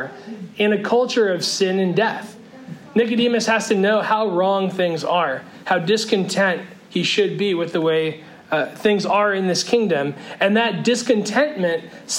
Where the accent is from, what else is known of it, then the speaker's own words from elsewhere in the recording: Northern California, United States; moved away; as a kid growing up in California